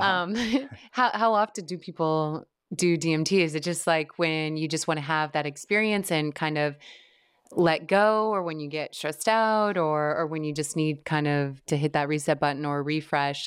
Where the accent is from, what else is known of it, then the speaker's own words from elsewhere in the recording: Midwest, United States; I grew up in the Midwest